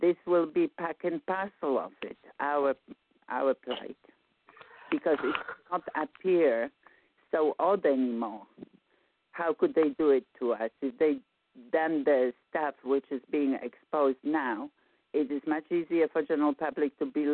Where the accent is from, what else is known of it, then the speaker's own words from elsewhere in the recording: Poland; moved away; I'm from Poland.